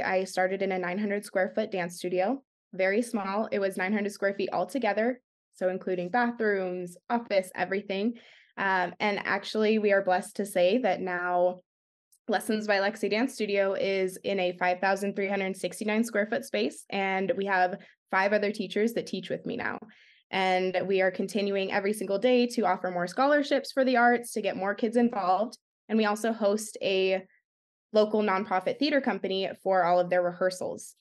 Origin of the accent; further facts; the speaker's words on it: Arizona, United States; also born or lived in San Jose, California; I live in Arizona. I was originally born and raised in San Jose, California, And I moved here when I was about ten years old, and I call Arizona my home